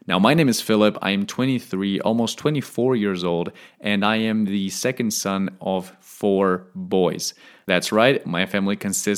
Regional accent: Stuttgart, Baden-Württemberg, Germany; Now, we are originally from Stuttgart in Germany. However, we have lived in over eight countries, and I'm currently planning to live on my ninth.

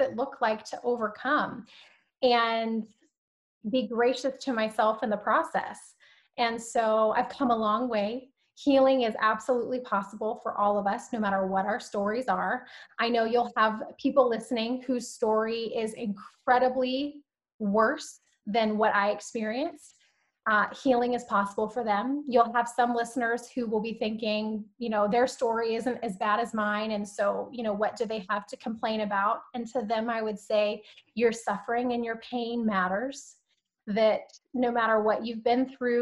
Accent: Alabama, United States; also born or lived in San Diego, California; now in Southern California, United States; I was born in San Diego, but I was actually raised in Alabama.

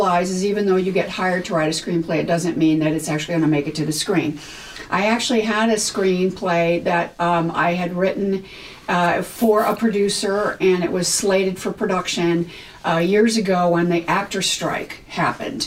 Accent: California, United States; also born or lived in New York; now in Los Angeles, United States; I was born and raised in California.

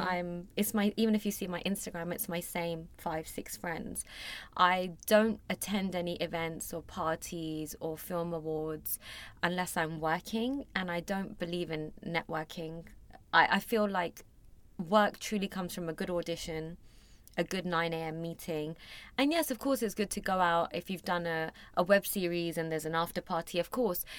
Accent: London, United Kingdom; moved away as an adult; also born or lived in Mumbai, India; I was born and raised in London, was in boarding school for a few years when I was younger

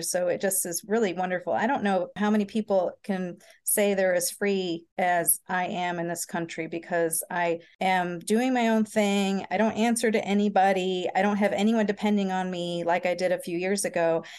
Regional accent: St. Louis, Missouri, United States; I was raised in Saint Louis, Missouri

